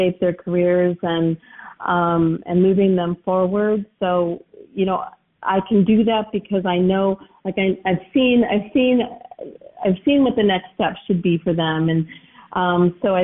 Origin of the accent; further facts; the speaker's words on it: United States; as an American